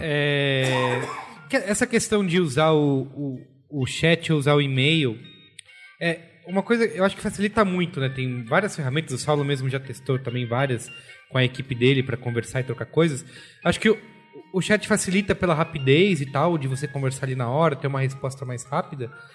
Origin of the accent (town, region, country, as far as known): Brazil